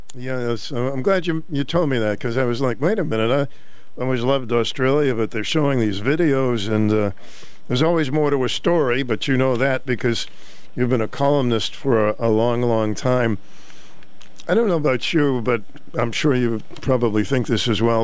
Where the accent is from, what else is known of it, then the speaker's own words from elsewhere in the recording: Boston, Massachusetts, United States; When I grew up in Boston